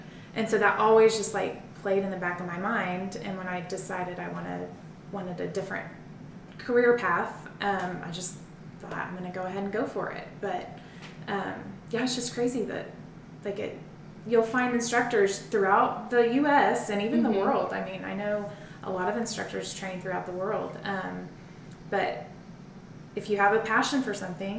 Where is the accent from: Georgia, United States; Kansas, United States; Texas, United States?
Kansas, United States; Southeast; now in Northwest Arkansas, United States; we're from Southeast Kansas.